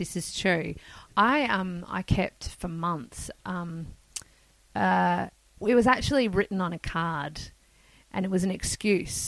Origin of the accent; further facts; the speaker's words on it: Perth, Western Australia, Australia; now in Sydney, Australia; I grew up in Perth